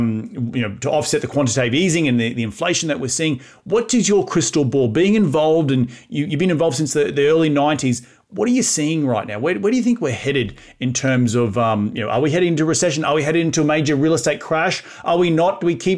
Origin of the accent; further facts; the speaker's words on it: Australia; moved away as an adult; also born or lived in New York City / Syracuse, New York / Austin, Texas; now in United States; I'm fresh off the boat. I'm from Australia. I'm this foreign guy.